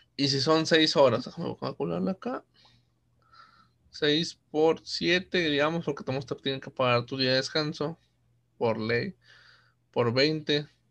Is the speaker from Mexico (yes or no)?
yes; Mexico; somos mexicanos